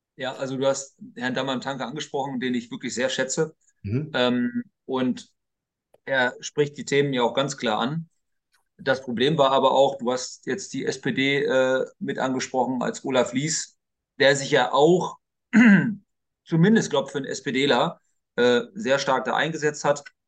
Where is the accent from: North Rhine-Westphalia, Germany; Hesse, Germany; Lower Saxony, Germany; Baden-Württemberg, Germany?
Lower Saxony, Germany; bei uns in Niedersachsen